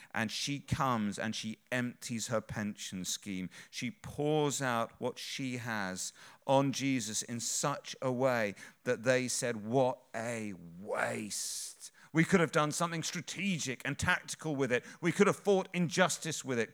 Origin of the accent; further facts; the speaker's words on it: England, United Kingdom; we're English